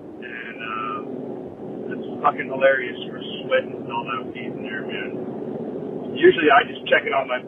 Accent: Kona, Hawaii, United States; I was born in Kona, Hawaii.

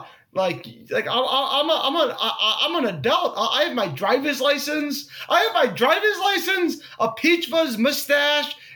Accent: Greenwich, Connecticut, United States; he's from the same town I'm from. We're both from Greenwich, Connecticut.

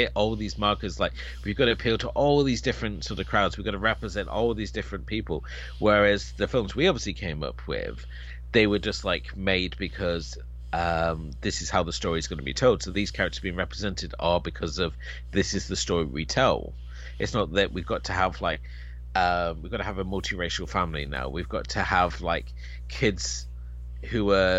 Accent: United Kingdom

